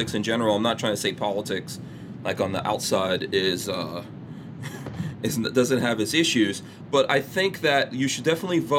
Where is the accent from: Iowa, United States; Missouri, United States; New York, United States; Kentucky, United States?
New York, United States; now in Florida, United States; I grew up in New York.